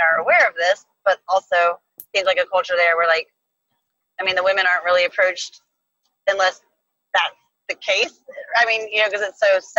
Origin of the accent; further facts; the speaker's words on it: United States; because we're American